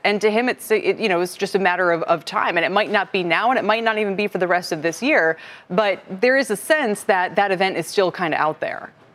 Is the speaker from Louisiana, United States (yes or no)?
no; outside of Syracuse, New York, United States; I grew up outside of Syracuse